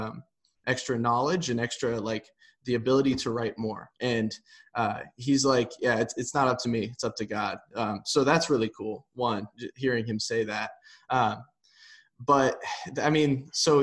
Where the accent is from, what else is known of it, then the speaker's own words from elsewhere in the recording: Nebraska, United States; I grew up in Nebraska